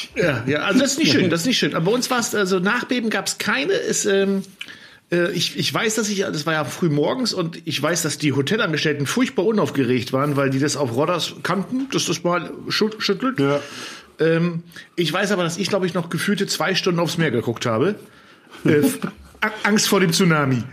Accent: Germany; ich als Friese

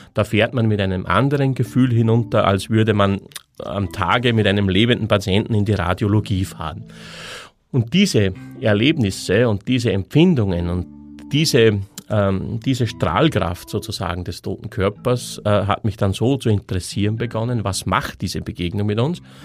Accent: Austria; moved away as an adult; bin dann aus meinem, aus meiner Heimatstadt ausgewandert in ein anderes Bundesland in Österreich

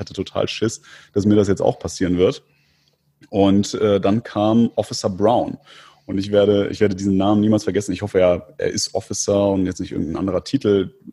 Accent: Istanbul, Turkey; Dann habe ich gesagt, ich komme aus Istanbul.

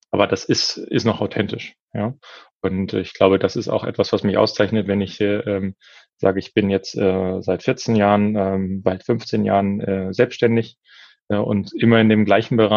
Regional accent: Lower Saxony, Germany; now in Berlin, Germany; Niedersachsen. Niedersachsen. Wir sind beide aus Niedersachsen.

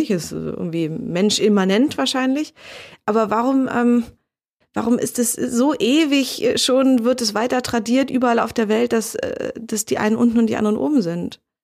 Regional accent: Berlin, Germany; Für mich als Berlinerin

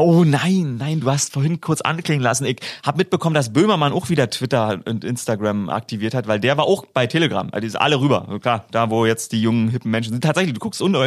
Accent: Germany; als Deutscher

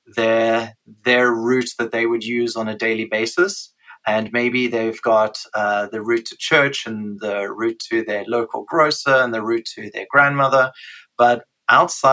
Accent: South Africa; moved away as an adult; I was born in South Africa and grew up there the first 30 years of my life

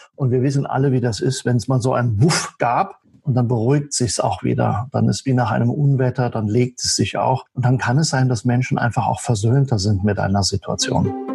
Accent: Saarland, Germany; now in near Passau, Germany; Ich stamme aus dem Saarland und lebe zurzeit in der Nähe von Passau

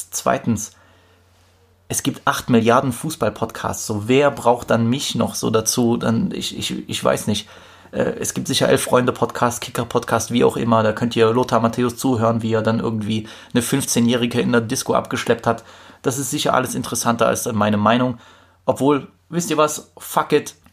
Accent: Poland; ich komme aus Polen

